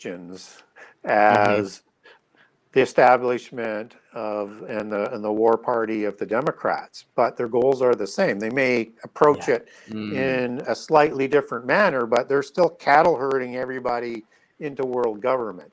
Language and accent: English; Canada; I'm Canadian